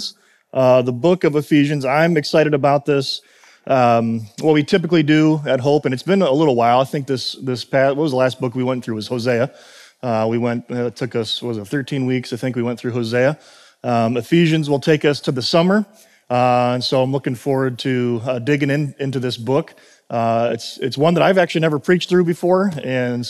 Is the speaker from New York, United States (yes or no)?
no; Chicago, Illinois, United States; moved away as an adult; also born or lived in South Carolina; I'm originally from Chicago